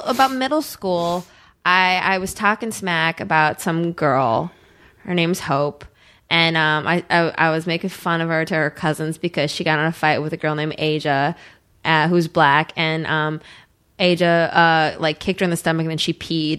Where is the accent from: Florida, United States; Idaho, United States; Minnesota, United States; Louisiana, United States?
Minnesota, United States; Eagan; moved away as an adult; also born or lived in California; I grew up in Eagan, which is a suburb of Saint Paul